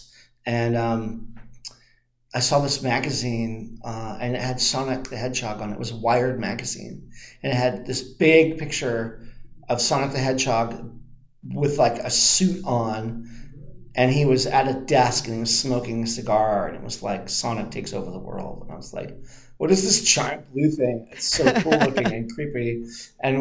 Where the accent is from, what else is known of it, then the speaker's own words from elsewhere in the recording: Santa Monica, California, United States; I grew up in Santa Monica